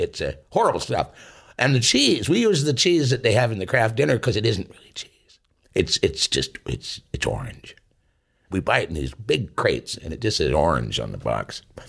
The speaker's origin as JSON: {"language": "English", "town": "Tisdale", "region": "Saskatchewan", "country": "Canada", "said": "I'm from Tisdale, Saskatchewan in Canada."}